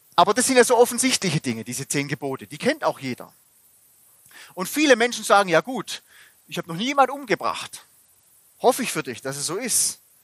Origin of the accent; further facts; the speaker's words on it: Germany; bei uns in Deutschland